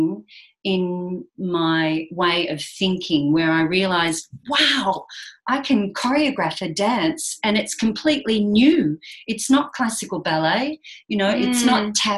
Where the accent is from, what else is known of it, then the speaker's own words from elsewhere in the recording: Geelong, Victoria, Australia; being born and bred on the Surf Coast in Geelong